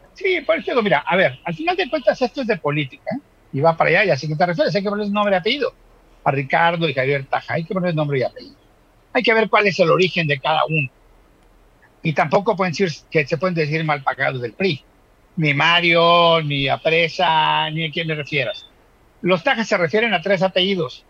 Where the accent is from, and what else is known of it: Mexico